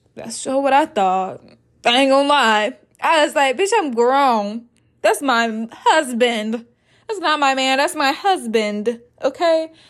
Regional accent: Arkansas, United States; moved away as an adult; also born or lived in Iowa; I am originally from Arkansas

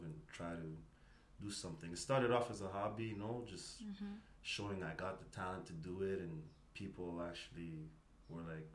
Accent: Toronto, Ontario, Canada; moved away as an adult; now in Edmonton, Canada; I'm a Canadian-born Rwandan who was born in Toronto, Canada. Big up Toronto, T.6 side, you know? But I moved to Edmonton actually 7 years

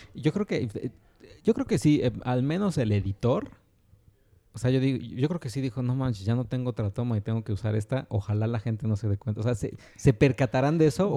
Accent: Mexico; en los 90 en México

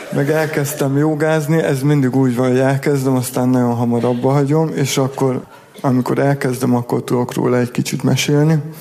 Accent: Szentes, Csongrád-Csanád, Hungary; moved away; Én ott születtem

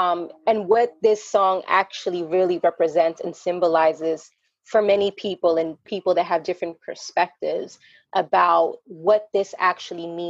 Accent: New York, United States; moved away as an adult; now in Isabela, Puerto Rico; I live in Isabela, Puerto Rico. I was born and raised in New York, went to school in New York.

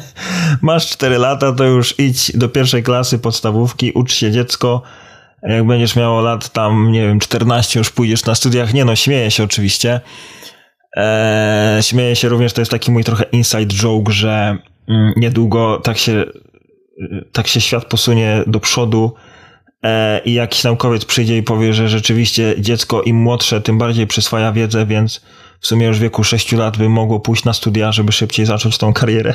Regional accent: Poland; now in Ireland; jako dumny Polak z krwi i kości

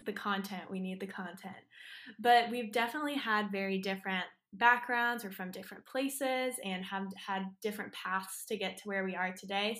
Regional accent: Austin, Texas, United States; I'm here from Austin, Texas

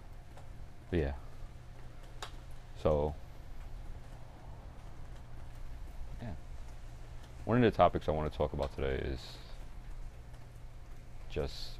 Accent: North Carolina, United States; I am just a regular kid, born and raised in North Carolina.

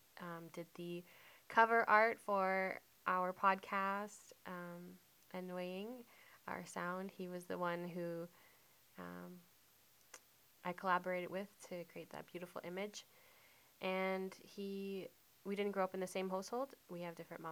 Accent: Mount Uniacke, Nova Scotia, Canada; moved away; also born or lived in Ottawa; I was born in Nova Scotia in Mount Uniac. Shout out to my Mount Uniac family.

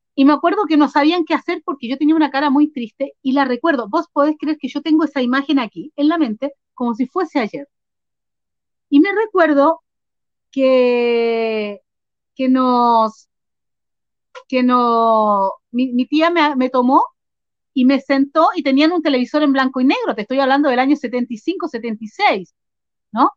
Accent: Concepción, Biobío, Chile; moved away as an adult; also born or lived in Arica, Chile; now in Argentina; Mi niñez em, la viví en Chile, en el sur de Chile, aunque nací en el norte-norte, en el límite con Perú, en Arica. Eh, después me crié en, en Concepción

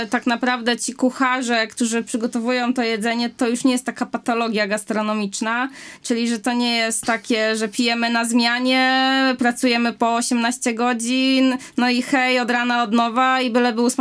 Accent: Wałbrzych, Lower Silesian Voivodeship, Poland; Z Wałbrzycha.

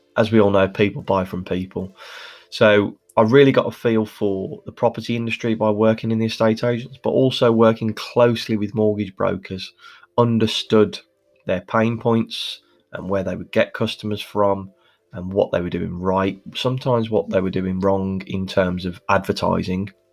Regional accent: Birmingham, West Midlands, United Kingdom; as you can probably hear from my accent, I'm Birmingham born and bred

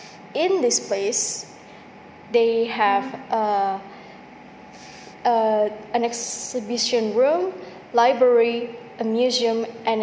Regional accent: Surabaya, East Java, Indonesia; I'm from Surabaya, born and raised here

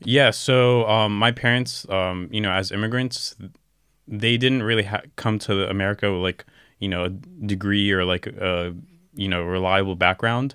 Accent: Orlando, Florida, United States; moved away as an adult; also born or lived in Gaza, Palestine / California; now in Istanbul, Turkey; I was raised in Orlando, Florida. I spent around, um, probably, like, majority of my life there, uh, up until, like, nineteen years old

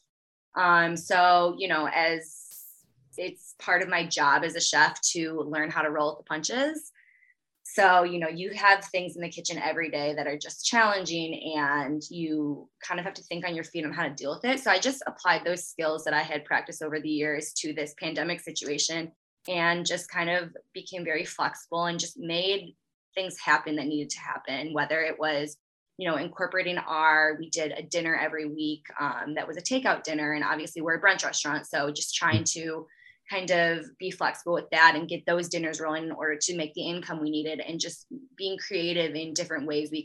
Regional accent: Chicago, Illinois, United States; also born or lived in Missouri / Napa, California; I born and raised in the Chicagoland area

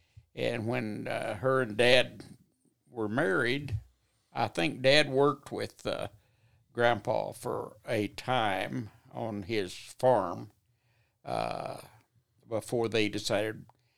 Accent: Lazbuddy, Texas, United States; born there; Well, actually, I was born in West Texas, up towards, north of Wellington, Texas, was a little place called Lazbuddy.

